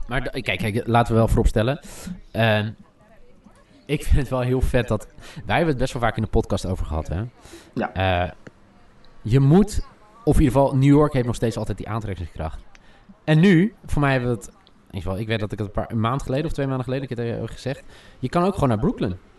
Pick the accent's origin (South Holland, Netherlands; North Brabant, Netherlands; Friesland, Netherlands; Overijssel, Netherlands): South Holland, Netherlands; Alphen aan de Rijn; opgroeiend in Alphen aan de Rijn